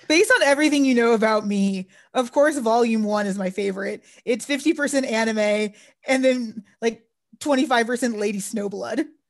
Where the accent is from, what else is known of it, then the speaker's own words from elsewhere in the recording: Texas, United States; I grew up in Texas.